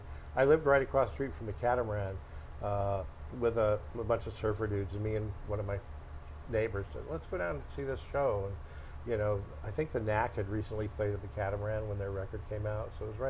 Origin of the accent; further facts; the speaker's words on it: Barstow, California, United States; now in San Diego, United States; growing up in Barstow.